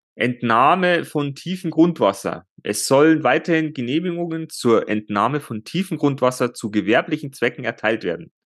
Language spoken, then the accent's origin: German; Bavaria, Germany; bei uns in Bayern